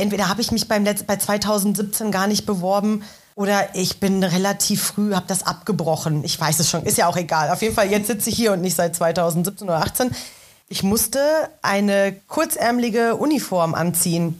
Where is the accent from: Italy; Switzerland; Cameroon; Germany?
Germany; Ruhr area, North Rhine-Westphalia; moved away as an adult; now in Berlin, Germany; Ich komme ursprünglich aus dem Ruhrgebiet. Äh, habe mit zarten 18 Jahren meine Heimat verlassen